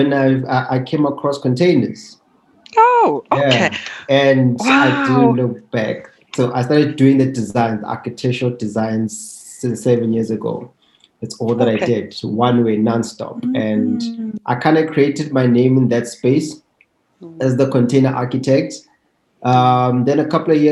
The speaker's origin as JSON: {"language": "English", "town": "Soweto", "region": "Gauteng", "country": "South Africa", "tie": "born or raised there", "said": "I grew up in Soweto from a two-bedroom house with a family of 8 members"}